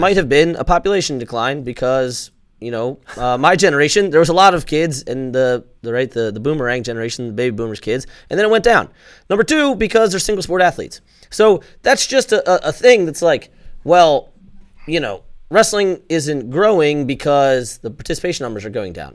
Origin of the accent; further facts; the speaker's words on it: Maryland, United States; I'm from Maryland